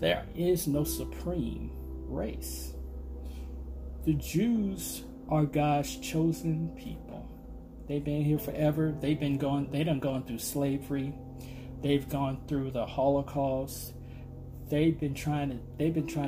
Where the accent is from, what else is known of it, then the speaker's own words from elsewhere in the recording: Arkansas, United States; I remember growing up being in the fields. I'm from Arkansas